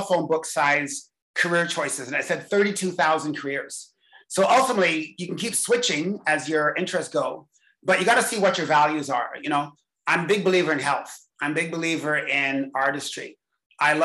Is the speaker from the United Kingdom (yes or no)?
yes; England, United Kingdom; I was born in England